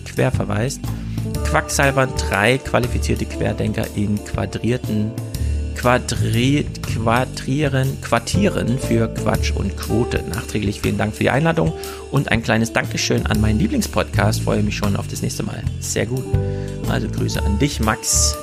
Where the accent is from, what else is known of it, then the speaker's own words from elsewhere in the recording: Thuringia, Germany; moved away; Ich komme ja aus Thüringen